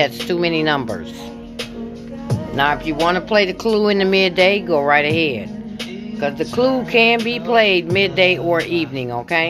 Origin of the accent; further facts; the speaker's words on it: Michigan, United States; I'm from Michigan